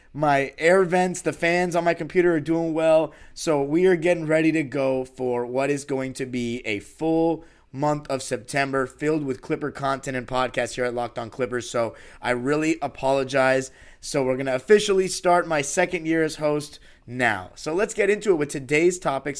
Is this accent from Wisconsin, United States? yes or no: no; Los Angeles, California, United States; born and raised in Los Angeles